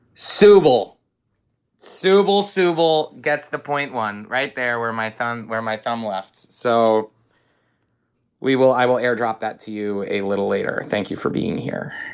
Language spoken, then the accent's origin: English; Hampton Bays, New York, United States; Hampton Bays, my hometown, our colors are purple